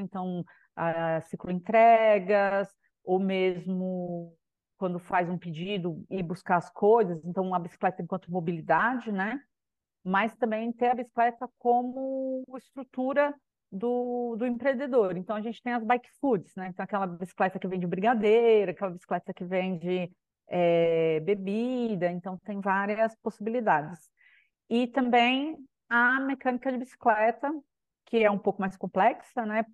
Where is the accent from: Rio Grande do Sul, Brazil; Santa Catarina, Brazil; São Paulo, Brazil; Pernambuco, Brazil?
São Paulo, Brazil; moved away as an adult; now in Macaé, Brazil; sou de São Paulo, né, mas atualmente estou morando aqui em Macaé, no Rio de Janeiro